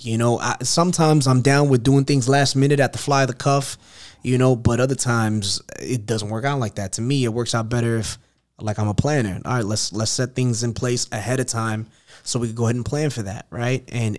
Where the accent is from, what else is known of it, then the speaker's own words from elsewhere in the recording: New York City, New York, United States; moved away; I'm originally from Queens, New York.